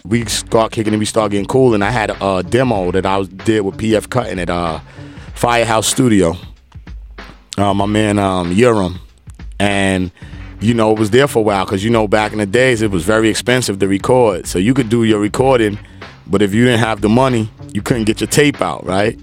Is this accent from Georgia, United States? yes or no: no; New York City, New York, United States; I was born in Brooklyn, East New York.